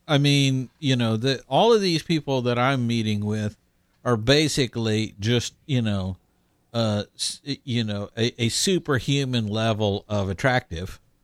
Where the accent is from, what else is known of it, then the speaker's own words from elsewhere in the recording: Houston, Texas, United States; moved away; I made my triumphant return to my hometown of Houston